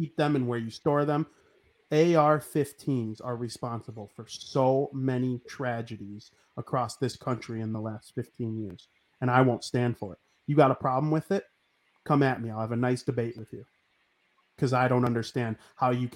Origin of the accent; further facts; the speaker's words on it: United States; nobody loves being an American more than me